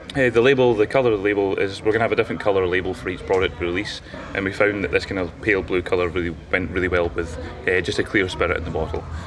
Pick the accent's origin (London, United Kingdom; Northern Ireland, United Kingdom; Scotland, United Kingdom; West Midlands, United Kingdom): Scotland, United Kingdom; Bruichladdich; I grew up on Isla